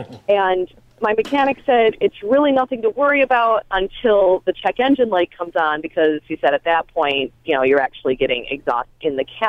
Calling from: Rochester, New York, United States; I'm actually calling from Rochester, New York, so mm-hmm. the other side of Lake Ontario.

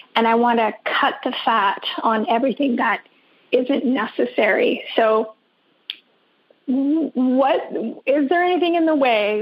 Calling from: Vancouver Island, British Columbia, Canada; I'm calling from Vancouver Island uh, in Canada

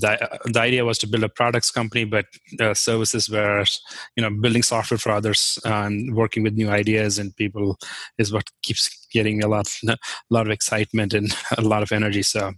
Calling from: Hudson, Ohio, United States; I am in Hudson, which is about a suburb of Cleveland.

